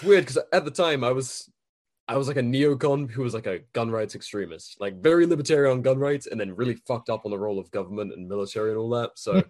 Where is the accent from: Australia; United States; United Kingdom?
United Kingdom; Well, yeah, I literally, as a Brit, and I was, you know, a military kid